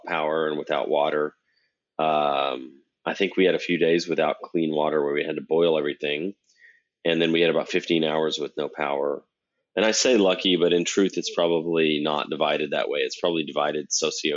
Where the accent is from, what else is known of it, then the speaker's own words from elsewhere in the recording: Texas, United States; moved away as an adult; also born or lived in Germany / Florida; this chemical plant town that I grew up in Texas